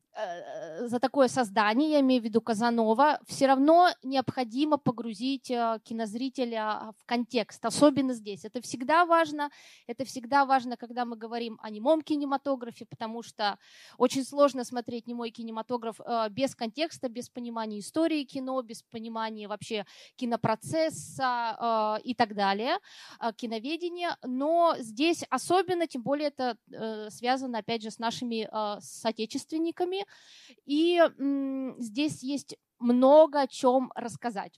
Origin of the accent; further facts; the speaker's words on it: Perm, Perm Krai, Russia; moved away; я родилась в Перми, э, давно уже там не живу, но тем не менее для меня это практически родина